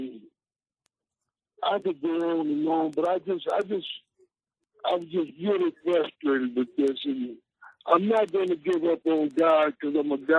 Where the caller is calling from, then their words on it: Wichita, Kansas, United States; I'm calling from Wichita, Kansas.